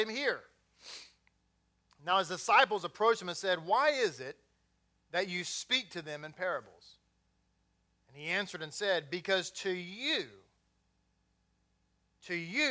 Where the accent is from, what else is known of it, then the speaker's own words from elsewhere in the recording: Texas, United States; accent: Texas; I am born and raised here